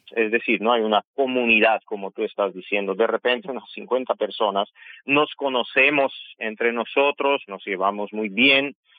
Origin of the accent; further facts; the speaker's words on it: Yerevan, Armenia; Spanish is a second language; moved away as an adult; also born or lived in Guayaquil, Ecuador; now in Quito, Ecuador; Yo soy de Yerevan, nací en Yerevan